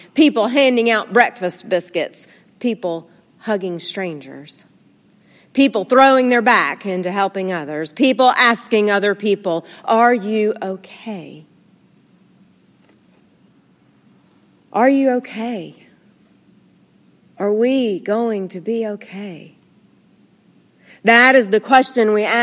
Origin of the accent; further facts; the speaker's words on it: Nashville, Tennessee, United States; My hometown looks different now. Sleepy little Nashville is the it city